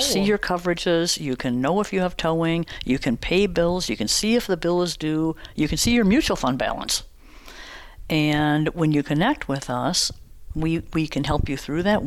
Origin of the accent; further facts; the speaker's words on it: Chippewa Falls, Wisconsin, United States; now in Menomonie, United States; I grew up in Chippewa Falls, so just 30 minutes from here